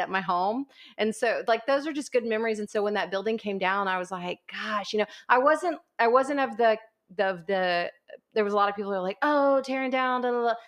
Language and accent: English; Corpus Christi, Texas, United States; also born or lived in College Station, Texas